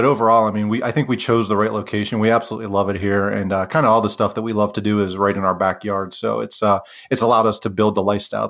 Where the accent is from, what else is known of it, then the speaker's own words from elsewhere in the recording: Pennsylvania, United States; now in Ogden, United States; And I grew up in Western Pennsylvania and somehow stumbled into this outdoors community.